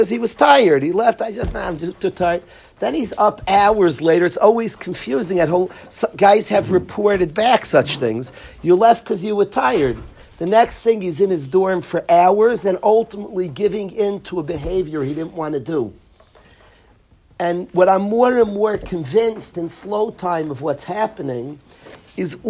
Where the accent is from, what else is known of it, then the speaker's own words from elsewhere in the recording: United States; I come from America